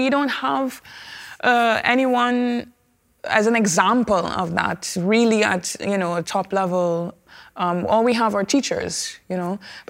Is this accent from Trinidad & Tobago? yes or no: yes; Trinidad & Tobago; I come from Trinidad and Tobago, and our culture is enriched